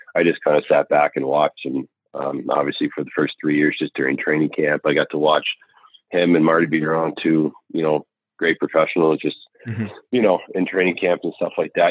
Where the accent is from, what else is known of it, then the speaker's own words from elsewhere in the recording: Caledonia, Ontario, Canada; moved away; also born or lived in Huntsville, Alabama; I come from Caledonia. It's a really really small town, uh, hardworking parents